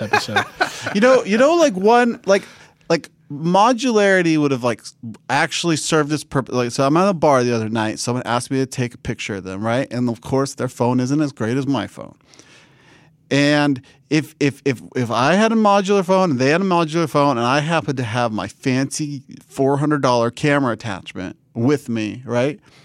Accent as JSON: {"language": "English", "region": "Washington", "country": "United States", "tie": "born or raised there", "said": "we had great internet in my hometown in Washington and State"}